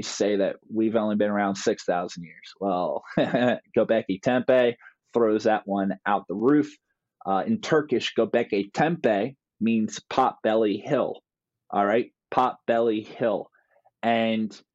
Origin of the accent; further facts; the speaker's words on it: New Jersey, United States; also born or lived in Turkey; I grew up here in South New Jersey.